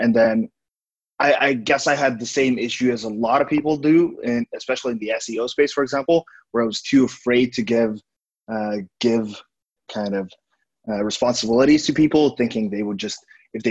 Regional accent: Estonia; now in Vietnam; I'm originally from Estonia, currently living in Vietnam

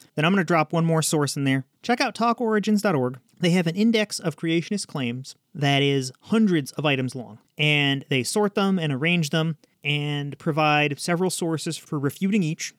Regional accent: United States; I'm an American.

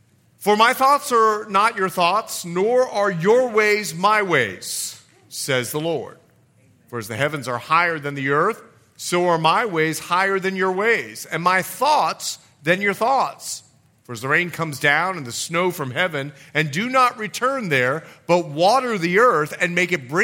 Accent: Bahamas; moved away; also born or lived in Florida / Montana; I'm from the Bahamas

